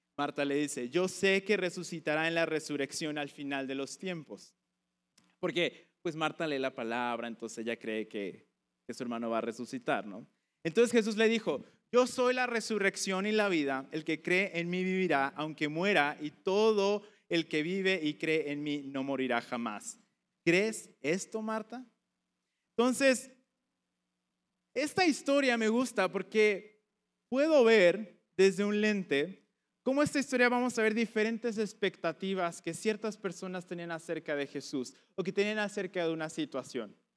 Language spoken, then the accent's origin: Spanish; Veracruz, Mexico; moved away as an adult; now in Puebla, Mexico; yo nací en, en Puebla y mis papás venían a esta iglesia y estuve aquí hasta como los cinco años y de ahí nos mudamos al puerto de Veracruz